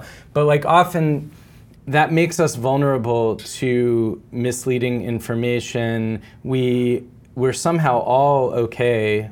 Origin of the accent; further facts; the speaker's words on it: East Coast, United States; I'm from the East Coast